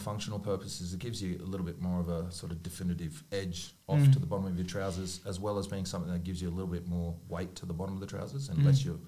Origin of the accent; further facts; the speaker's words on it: Brisbane, Queensland, Australia; I found that growing up in Brisbane